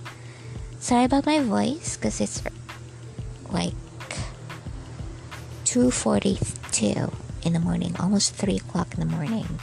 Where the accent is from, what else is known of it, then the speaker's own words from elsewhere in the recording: Bohol, Central Visayas, Philippines; now in Dumaguete City, Philippines; So I'm a Filipino. I'm born here in the Philippines, in Bohol, Philippines. But I'm working here in Dumaguete City.